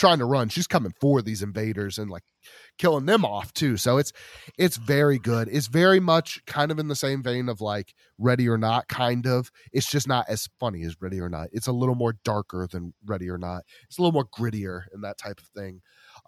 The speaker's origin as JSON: {"language": "English", "town": "Columbia", "region": "Missouri", "country": "United States", "tie": "born or raised there", "said": "my hometown of Columbia, Missouri."}